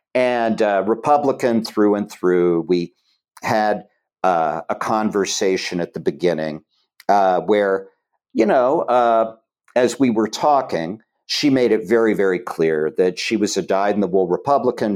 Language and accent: English; Chillicothe, Ohio, United States; moved away as an adult; I grew up in Chillicothe, Ohio